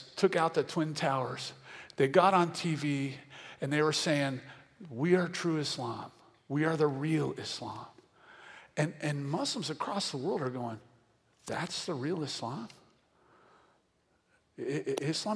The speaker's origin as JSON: {"language": "English", "country": "Venezuela", "said": "I'm from Venezuela"}